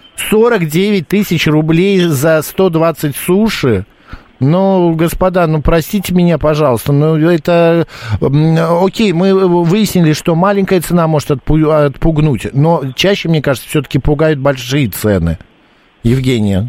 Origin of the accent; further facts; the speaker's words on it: Moscow, Russia; Из Москвы.